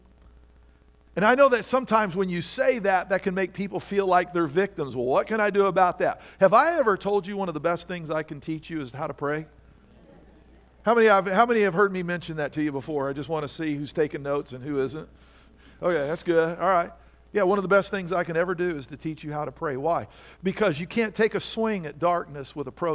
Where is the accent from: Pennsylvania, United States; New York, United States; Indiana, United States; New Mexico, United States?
Indiana, United States; now in Virginia, United States; I grew up in Indiana where everything has 6 to 10 inches of topsoil on it